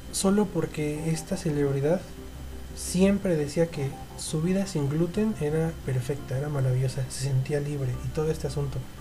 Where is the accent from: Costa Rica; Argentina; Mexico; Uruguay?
Mexico; nosotros como, mexicanos